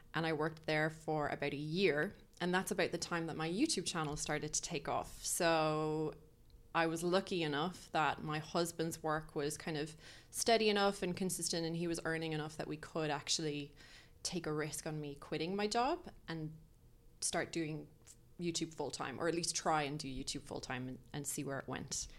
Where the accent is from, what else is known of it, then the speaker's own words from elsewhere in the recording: Ireland; also born or lived in Dublin, Ireland / County Clare, Ireland; We grew up in Dublin, but I moved to Clare, which is like in the the other side of the country essentially